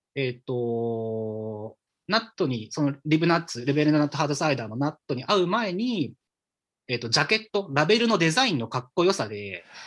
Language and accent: Japanese; Omachi, Nagano, Japan; 僕自身は日本の、えーと、と長野県っていう、えっ、と、県の、えーと、大町市っていう、なんていうんですかね、うん、皆さんで言うと、多分白馬、オリンピックがあった白馬村とか、えーとはい、あのすごい雪の降る地域ですね、あのスノーリゾートの地域ですけど、うん、ここに生まれ育って、今もそこで住んでます